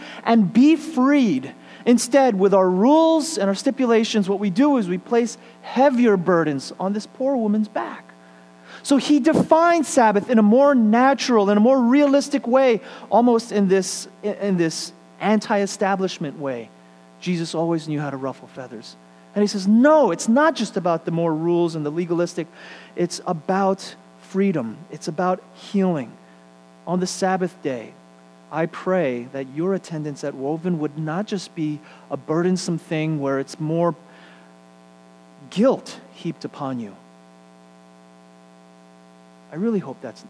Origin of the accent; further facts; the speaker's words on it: New York City, New York, United States; I lived in one of the grittier parts of town, Flushing and then Bayside.